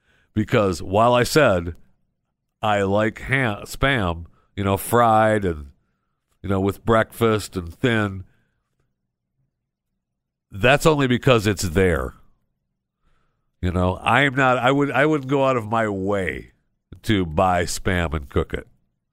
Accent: Michigan, United States; because I grew up in Michigan, and you know the farmers all sold their fruits and vegetables and stuff.

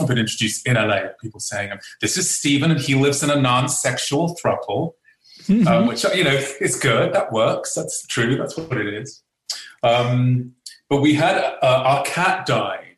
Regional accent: England, United Kingdom; as an Englishman

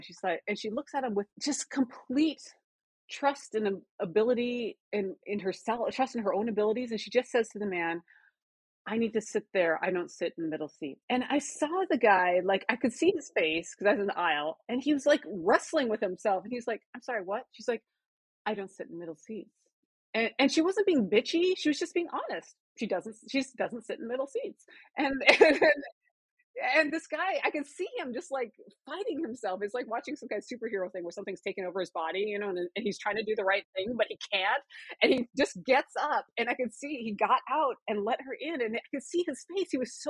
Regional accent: South Dakota, United States; so I grew up in South Dakota, what was called the era of reconciliation.

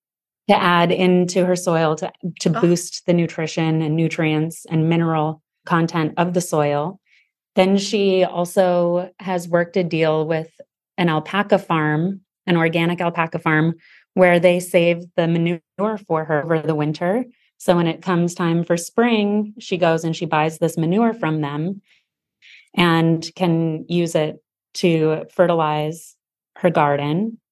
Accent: Sedona, Arizona, United States; Yeah, I think growing up, any kid that grows up in a small town is like, oh, it's a small tow

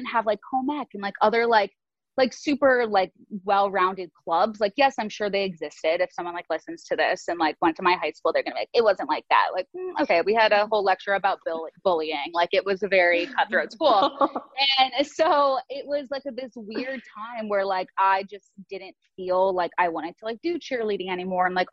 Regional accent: Midwest, United States; now in Los Angeles, United States; I'm from the Midwest

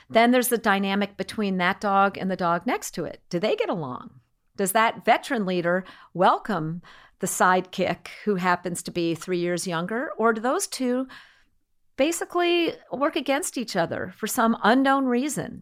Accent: New England, United States; I am from New England

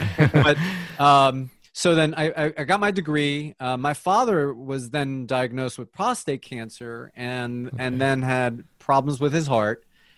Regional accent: New Jersey, United States; also born or lived in Colombia; now in Atlanta, United States; So I was born in Colombia. My parents migrated to the United States when I was three. So I pretty much grew up in the United States. Most of my young adult life was in New Jersey. I moved to Atlanta in 1989

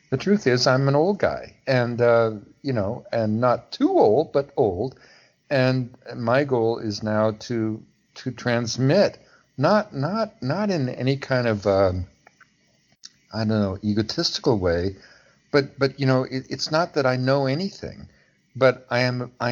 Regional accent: Pacific Northwest, United States; I mean, I I fought fires. You know, I was a logger. You know, I came from the Pacific Northwest.

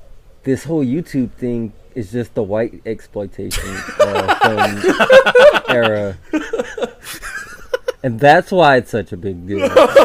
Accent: Louisiana, United States; I'm from Louisiana, dude.

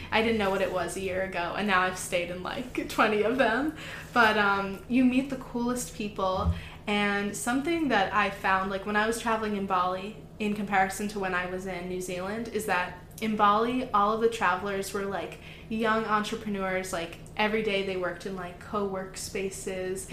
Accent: Florida, United States; moved away as an adult; also born or lived in Wisconsin; I'm originally from Florida, and that's where I grew up.

